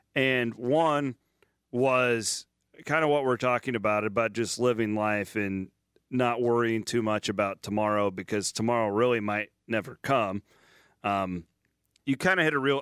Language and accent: English; small town Iowa, United States; I won't say only small town Iowa. I think just small town USA in general, but like five thousand people in my hometown